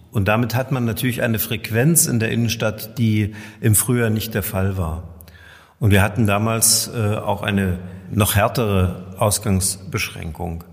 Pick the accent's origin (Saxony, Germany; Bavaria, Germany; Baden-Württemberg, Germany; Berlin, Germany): Saxony, Germany; Görlitz; bei uns in Görlitz